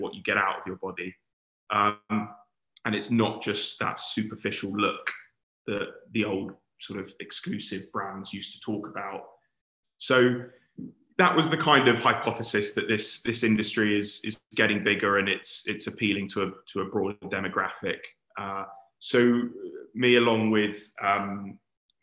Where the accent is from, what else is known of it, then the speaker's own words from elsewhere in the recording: London, United Kingdom; also born or lived in Warwick; being a Londoner, wanted to get back to London.